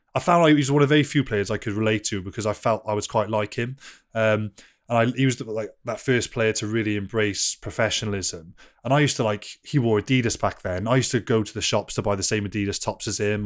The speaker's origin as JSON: {"language": "English", "region": "Wales", "country": "United Kingdom", "said": "I love being Welsh, and I'm, I'm so Welsh"}